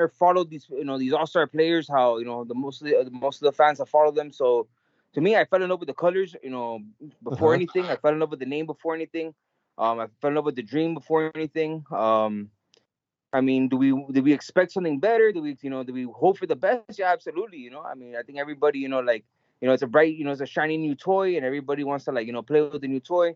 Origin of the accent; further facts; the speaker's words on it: Miami, Florida, United States; I was born and raised in Miami. My mother is Cuban and my father is Venezuelan.